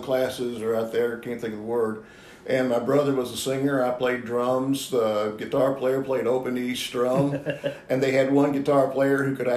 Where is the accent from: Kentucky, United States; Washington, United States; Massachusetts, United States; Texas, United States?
Kentucky, United States; Bloomfield; I'm from Bloomfield